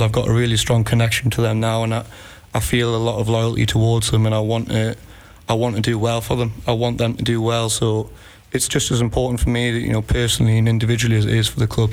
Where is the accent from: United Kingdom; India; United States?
United Kingdom; Newcastle upon Tyne, North East England; moved away as an adult; now in Iceland; I'm from Newcastle